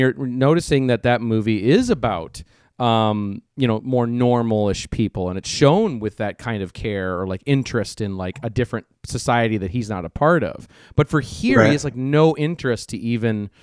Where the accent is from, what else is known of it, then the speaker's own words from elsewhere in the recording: Minnesota, United States; we grew up in Minnesota